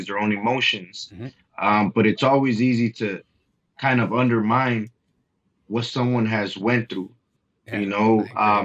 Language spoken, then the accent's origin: English; Los Angeles, California, United States; I was born and raised in South Central Los Angeles